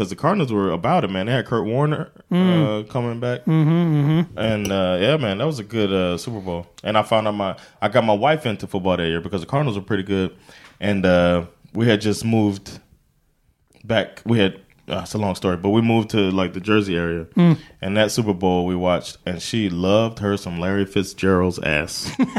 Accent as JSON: {"language": "English", "country": "Sweden", "tie": "born or raised there", "second_language": "English", "said": "especially from such a different perspective as growing up in Sweden"}